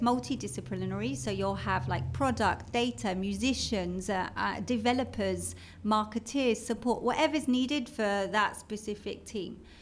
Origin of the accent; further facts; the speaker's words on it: London, United Kingdom; accent: British; moved away as an adult; now in Israel; as you can tell from my British accent. I'm from London